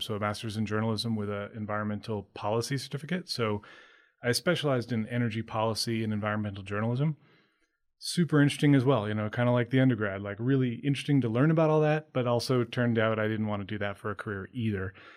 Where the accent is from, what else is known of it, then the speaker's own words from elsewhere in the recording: Maine, United States; I grew up in Maine.